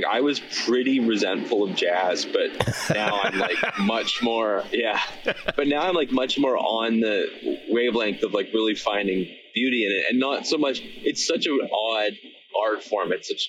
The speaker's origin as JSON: {"language": "English", "town": "Victoria", "region": "British Columbia", "country": "Canada", "said": "Like, I'm from Victoria, BC, so there's lots of like cover music that happens there"}